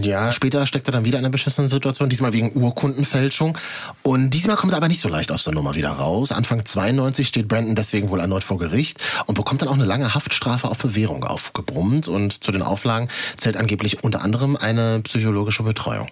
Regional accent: Germany; bei uns in Deutschland

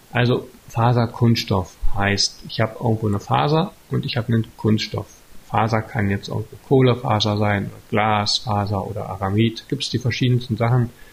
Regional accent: Altmark, Saxony-Anhalt, Germany; now in Stendal, Germany; ich komme ursprünglich aus der Altmark

